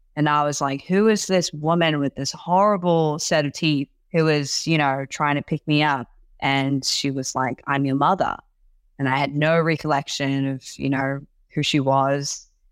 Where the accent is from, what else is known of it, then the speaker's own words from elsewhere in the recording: Sydney, New South Wales, Australia; English is a second language; moved away as an adult; also born or lived in Hangzhou, China; now in United States; teenage years kind of growing up in Sydney